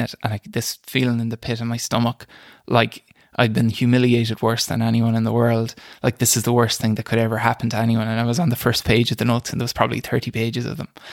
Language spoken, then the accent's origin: English; Boyle, Connacht, Ireland; also born or lived in Dublin; grew up in, in Killarse, out in the countryside